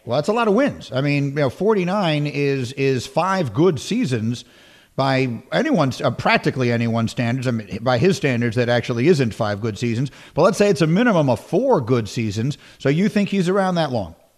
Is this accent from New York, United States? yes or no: yes; New York, United States; moved away as an adult; also born or lived in Evanston, Illinois / Chicago, Illinois; I grew up in New York